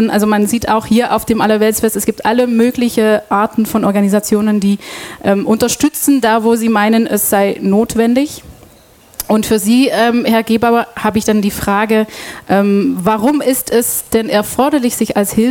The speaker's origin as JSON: {"language": "German", "town": "Antwerp", "region": "Flanders", "country": "Belgium", "also_born_or_lived": "Brussels", "second_language": "German", "moved": "as an adult", "lives_now": "Ulm, Germany", "said": "Ähm, ich komme aus Belgien, wohne seit sechs Jahren in Ulm und bin seit 2014 bei Radio FreeFM. Ich komme ursprünglich ähm, aus Antwerpen"}